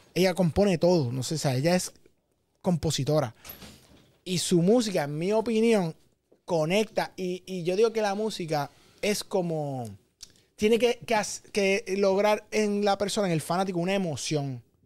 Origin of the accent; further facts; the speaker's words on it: Puerto Rico; nuestra isla